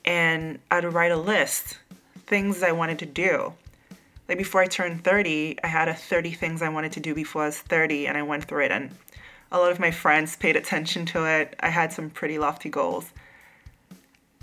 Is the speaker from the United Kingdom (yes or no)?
no; U.S. Virgin Islands; now in New York, United States; I grew up in St. Croix